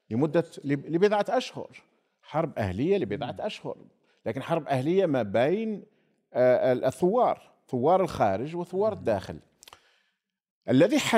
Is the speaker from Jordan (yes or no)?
no; Algeria; يجب ان نحن كجزائريين دائما وانا دائما اذكر بهذا، اكثر البلدان التي ساعدتنا في الثوره الجزائريه هي المغرب وتونس